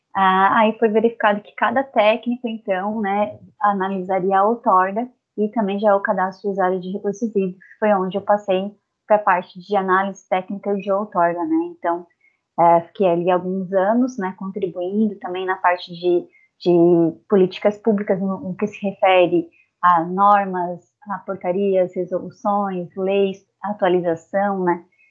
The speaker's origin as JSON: {"language": "Portuguese", "region": "south of Santa Catarina", "country": "Brazil", "tie": "born or raised there", "said": "sou natural aqui do sul do estado de Santa Catarina"}